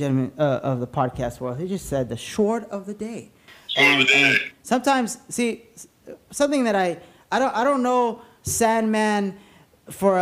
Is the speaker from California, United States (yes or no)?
yes; La Puente, California, United States; where I grew up in La Puente